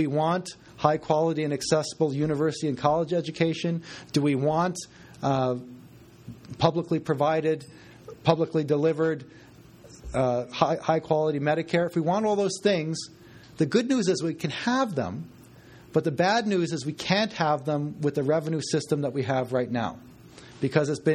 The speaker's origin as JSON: {"language": "English", "town": "Westlock", "region": "Alberta", "country": "Canada", "tie": "born or raised there", "lives_now": "Edmonton, Canada", "said": "I grew up in Alberta"}